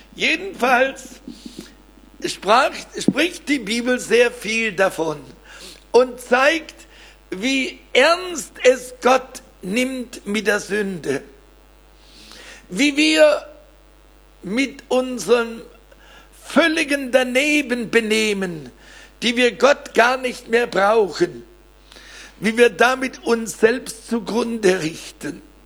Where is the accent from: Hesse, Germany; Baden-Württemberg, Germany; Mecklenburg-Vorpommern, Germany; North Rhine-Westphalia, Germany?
Baden-Württemberg, Germany; Weiler; aus meinem Heimatdorf Weiler bei Blaubeuren